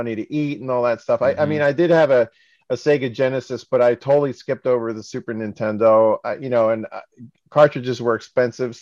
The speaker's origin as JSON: {"language": "English", "region": "New York", "country": "United States", "tie": "born or raised there", "said": "I grew up in New York and my mom was Japanese"}